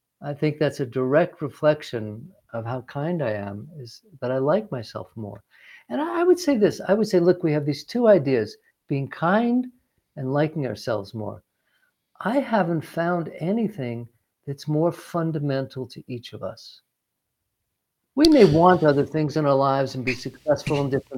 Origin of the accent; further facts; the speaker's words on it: New York, United States; moved away; I grew up in New York